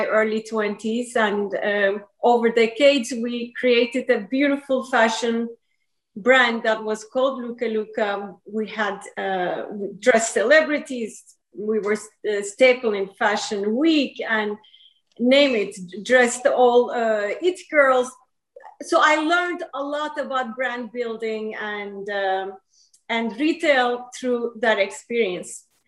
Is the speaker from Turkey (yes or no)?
yes; Izmir, Turkey; also born or lived in New York; now in United States; I grew up in Izmir, Turkey